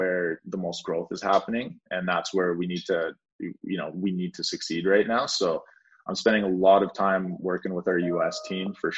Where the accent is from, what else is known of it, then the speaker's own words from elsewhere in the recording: Powell River, British Columbia, Canada; I grew up in a small town that you've never heard of called Powell River, which is a town of 20,000 people in Canada